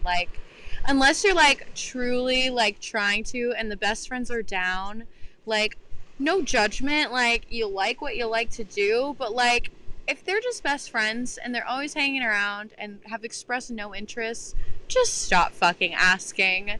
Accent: Texas, United States; now in Pennsylvania, United States; I'm from Texas

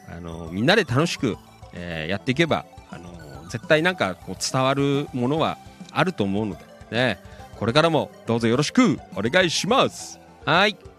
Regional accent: Noda, Chiba, Japan; もちろん野田は出身地なんですけど

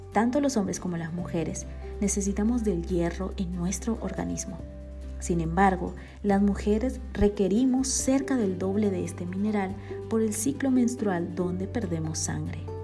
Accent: Bolivia; born or raised there; now in Guatemala

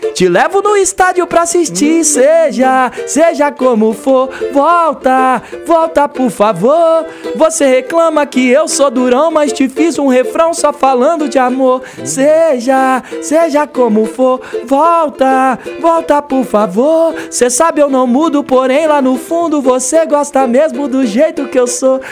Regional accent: Brazil; also born or lived in United States

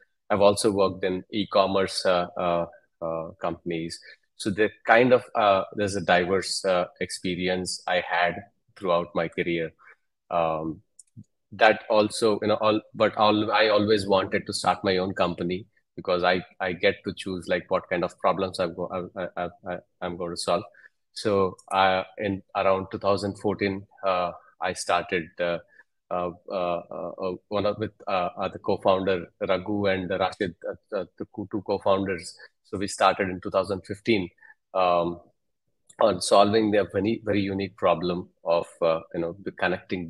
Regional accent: Hyderabad, Telangana, India; I'm from Hyderabad, India, in southern India.

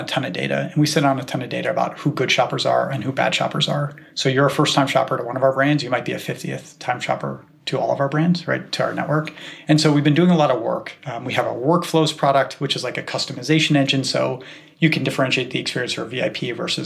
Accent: Cleveland, Ohio, United States; now in Bay Area, United States; I grew up in Cleveland, which is America's favorite city.

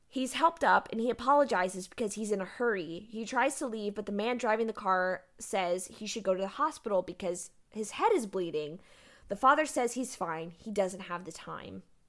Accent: Galveston, Texas, United States; I grew up in Galveston

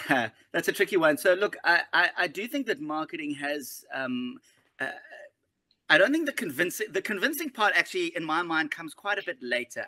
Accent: Johannesburg, Gauteng, South Africa; now in Cape Town, South Africa; I grew up in Johannesburg. I live in Cape Town now

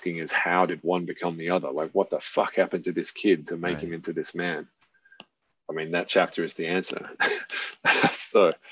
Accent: Australia; I'm Australian

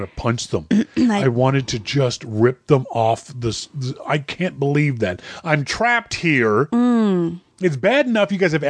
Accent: Canada; hi, I'm Canadian, here's my passport, can I come into your country?

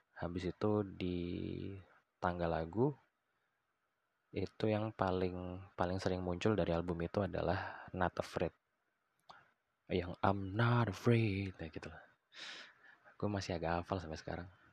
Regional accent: Balikpapan, East Kalimantan, Indonesia; moved away; also born or lived in Yogyakarta; gue dulu tuh di waktu gue tinggal di Balikpapan

